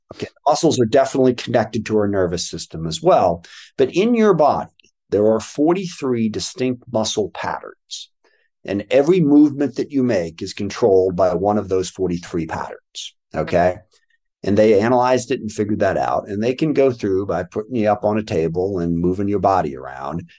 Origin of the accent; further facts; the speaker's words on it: Washington, United States; I was born in Washington, D C, but was raised out here by my adoptive parents